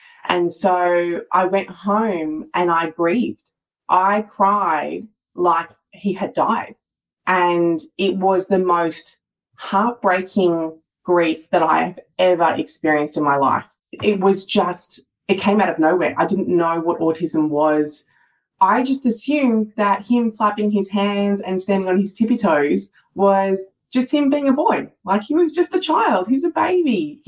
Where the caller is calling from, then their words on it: Melbourne, Victoria, Australia; So I'm joining you from Melbourne, Australia.